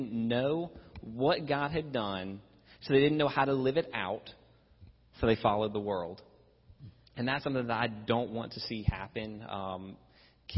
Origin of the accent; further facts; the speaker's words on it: Virginia, United States; I grew up in Virginia